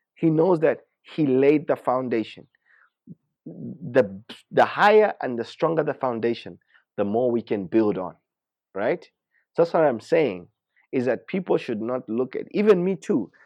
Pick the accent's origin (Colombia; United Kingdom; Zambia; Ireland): Zambia; we're from Zambia